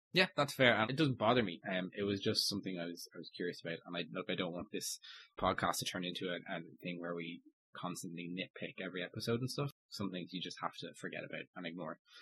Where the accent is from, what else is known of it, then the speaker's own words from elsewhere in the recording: Ireland; as an Irishman